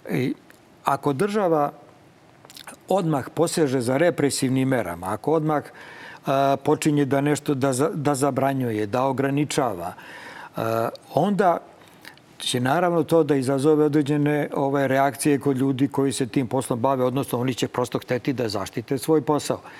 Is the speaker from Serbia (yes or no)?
yes; Serbia; kod nas u Srbiji